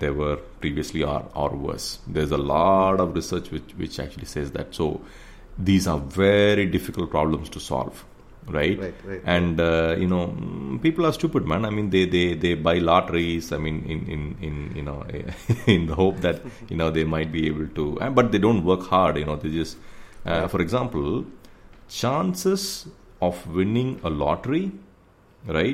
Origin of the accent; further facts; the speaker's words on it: India; we are the world's largest democracy